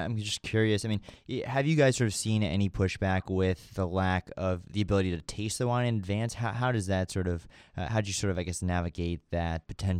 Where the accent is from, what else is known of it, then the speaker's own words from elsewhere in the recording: Virginia, United States; I'm from Virginia